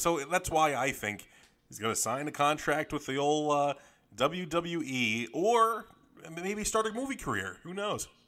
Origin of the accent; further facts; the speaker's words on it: Northeast, United States; we're both from the Northeast, you know, New York and New Jersey